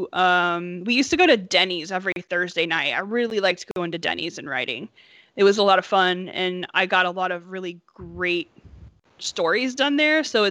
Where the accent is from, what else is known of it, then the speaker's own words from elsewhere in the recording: Appalachia, Southern Ohio, United States; I'm from Southern Ohio. I'm from the hills of Appalachia